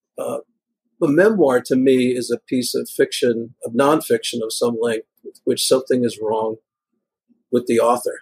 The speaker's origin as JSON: {"language": "English", "town": "New York City", "region": "New York", "country": "United States", "tie": "born or raised there", "also_born_or_lived": "California", "moved": "yes", "lives_now": "Bay Area, United States", "said": "When I grew up in Greenpoint, it's, you know, Polish and Italian mobsters everywhere"}